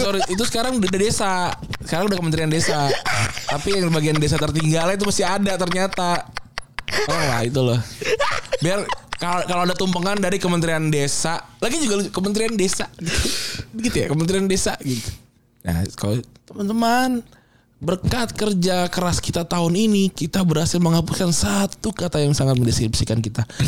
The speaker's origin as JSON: {"language": "Indonesian", "region": "Jakarta", "country": "Indonesia", "said": "kita sebagai orang Jakarta"}